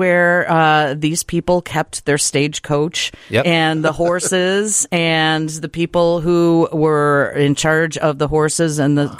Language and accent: English; Brookfield, Illinois, United States; also born or lived in La Grange, Illinois; I grew up in Brookfield. I live in LaGrange